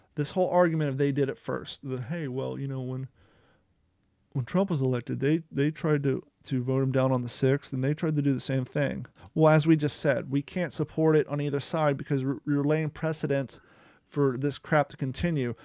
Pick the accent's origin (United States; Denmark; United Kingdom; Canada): United States; Ohio; also born or lived in California; now in Southern United States; some of the views I had growing up in Ohio